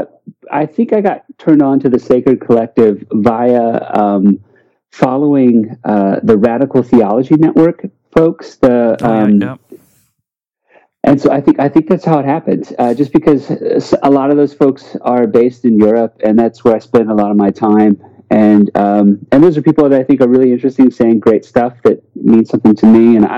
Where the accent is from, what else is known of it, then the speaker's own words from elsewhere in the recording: St. Louis, Missouri, United States; also born or lived in Memphis, United States / Washington, D.C., United States; I am an American, and I guess I'm cisgendered, I'm white, I'm kind of a heteronormative guy. I'm from St. Louis, Missouri, because of my dad's work, we moved around quite a bit.